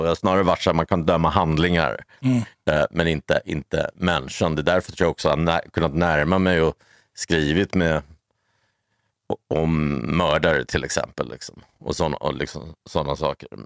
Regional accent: Stockholm, Stockholm County, Sweden; någon från Odenplan där jag växte upp

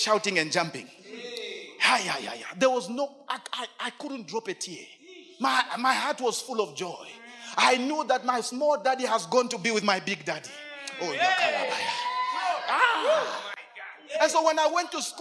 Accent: Lusaka, Lusaka Province, Zambia; I come from Chibolia. I live in Chibolia, but Chibolia does not live in me.

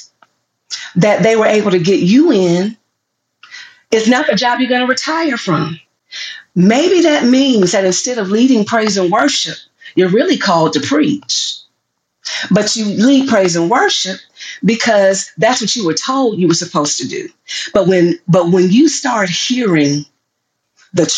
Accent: the South, United States; I'm from the South

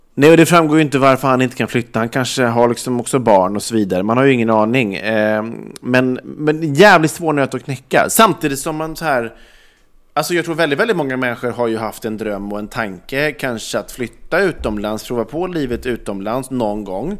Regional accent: Ulricehamn, Västra Götaland, Sweden; now in Stockholm, Sweden; flytta tillbaks till liksom Ulricehamn, där jag kommer ifrån

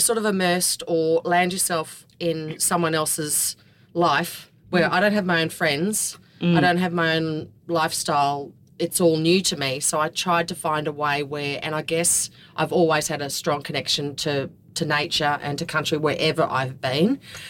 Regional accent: Brisbane, Queensland, Australia; moved away as an adult; now in rural Queensland, 1, 000 km west of Brisbane, Australia; I grew up in the western suburbs of Brisbane, out of Brookfield, and had two brothers

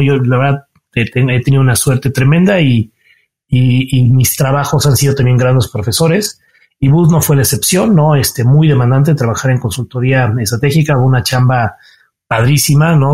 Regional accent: Cuernavaca, Morelos, Mexico; moved away as an adult; now in Mexico City, Mexico; soy chilango, mucho orgullo, aunque nací aquí en la Ciudad de México, pero de temprana edad viví en Cuernavaca. Entonces mi infancia y los formativos los pasé allá

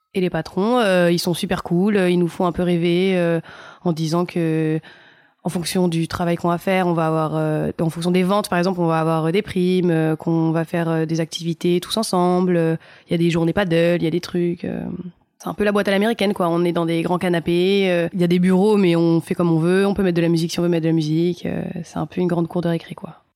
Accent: Nice, Provence-Alpes-Côte d'Azur, France; J'ai grandi à Nice.

